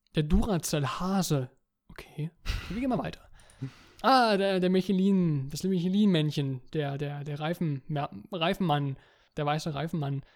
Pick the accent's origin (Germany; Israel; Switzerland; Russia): Germany; Bei uns in Deutschland